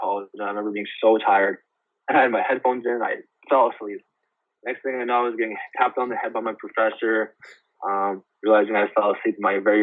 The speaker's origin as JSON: {"language": "English", "town": "Winnipeg", "region": "Manitoba", "country": "Canada", "moved": "as an adult", "said": "Brady and I, another Winnipeg guy, we got made fun of so much for being Canadian"}